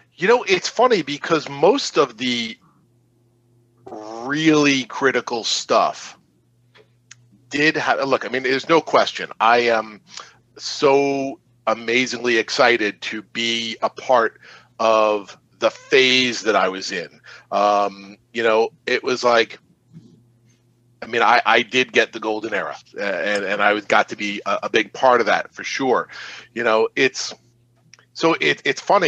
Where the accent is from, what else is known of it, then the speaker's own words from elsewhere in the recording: Long Island, New York, United States; I grew up on Long Island